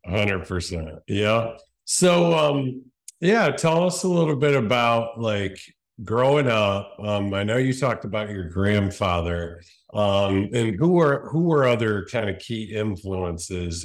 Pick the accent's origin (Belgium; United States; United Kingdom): United States; Cleveland, Ohio; We're both Cleveland boys, born and raised